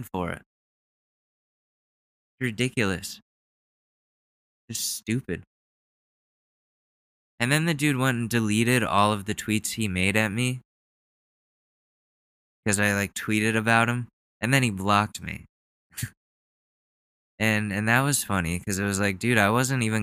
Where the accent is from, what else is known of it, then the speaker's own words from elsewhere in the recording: United States; as an American